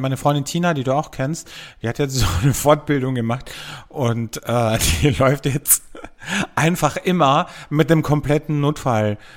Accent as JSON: {"language": "German", "country": "Austria", "said": "bei uns in Österreich"}